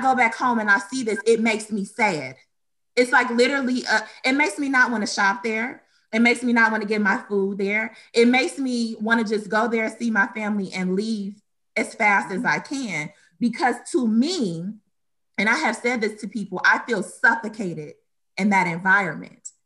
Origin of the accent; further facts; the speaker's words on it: Detroit, Michigan, United States; also born or lived in Romulus, Michigan; I was born and raised in Detroit, Michigan